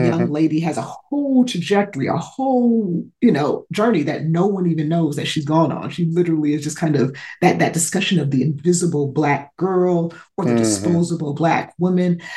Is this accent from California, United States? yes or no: yes; Los Angeles, California, United States; I grew up in South Central